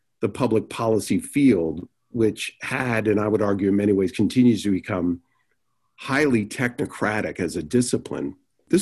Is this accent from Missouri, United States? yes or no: no; New York, United States; moved away as an adult; also born or lived in Washington, D.C.; now in California, United States; I was born in Manhattan, grew up in New York